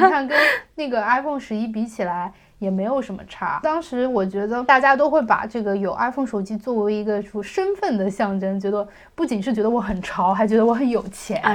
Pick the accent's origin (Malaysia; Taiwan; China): China; 我们中国人